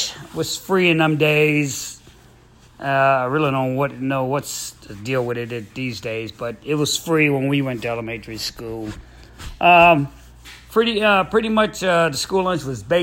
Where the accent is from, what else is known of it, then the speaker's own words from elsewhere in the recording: New York City, New York, United States; moved away; growing up in Brooklyn, New York, over there on Borum Street.